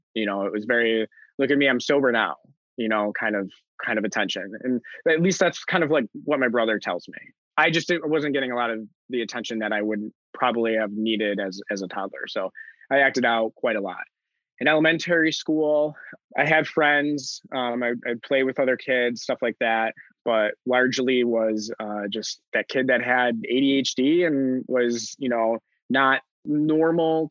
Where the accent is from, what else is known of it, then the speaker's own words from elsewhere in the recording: Buffalo, New York, United States; I'm born and raised in Buffalo